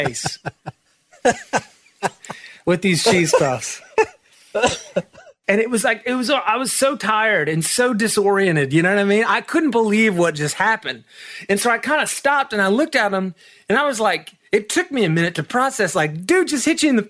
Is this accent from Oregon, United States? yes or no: no; Marietta, Georgia, United States; moved away as an adult; also born or lived in Atlanta, Georgia / Nashville, Tennessee; I was born and raised in Atlanta, Georgia. I was, in Marietta, Georgia, which is like a suburb